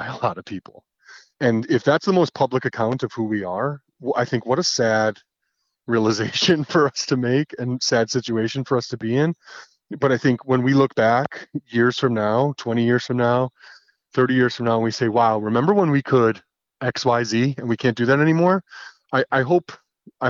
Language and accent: English; Connecticut, United States; my home state of Connecticut